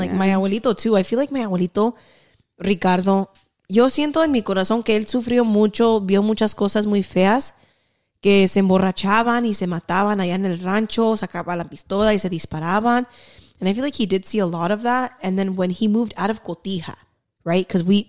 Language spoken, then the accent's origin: English; Cotati, California, United States; also born or lived in Grayton; My childhood was in Cotati, which was a small town.